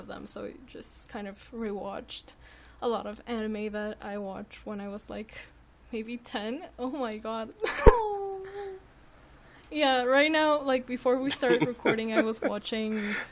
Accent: Mexico; we're from Mexico

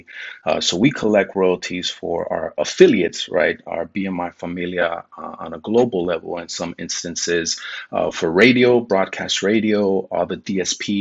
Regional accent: Coachella Valley, California, United States; Was born and raised in the Coachella Valley down by Palm Springs.

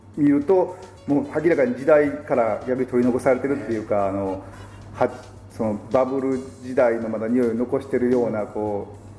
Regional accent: Kanagawa, Japan; 地元の湘南

